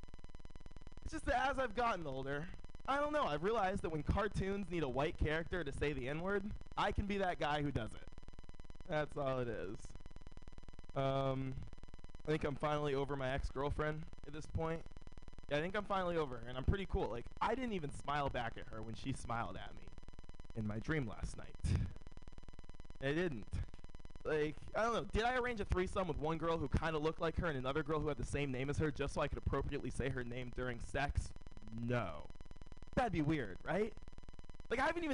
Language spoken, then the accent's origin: English; San Francisco, California, United States; Born and raised in San Francisco.